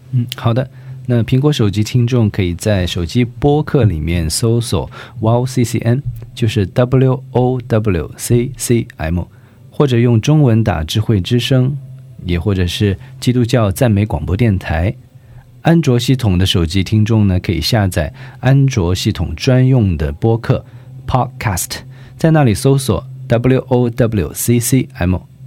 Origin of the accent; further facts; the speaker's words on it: southern China, China; moved away as an adult; now in South Korea; 我是南方人嘛，哦。在我们那儿 四季都一样